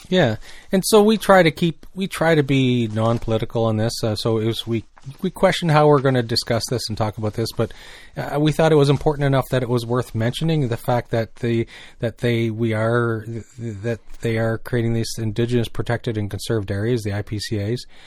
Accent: New Brunswick, Canada; I grew up in New Brunswick, and one thing I noticed from growing up in New Brunswick

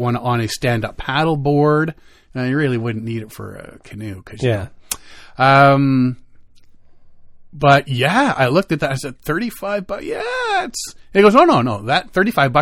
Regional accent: Canada; we're Canadian, because we don't call it a grill

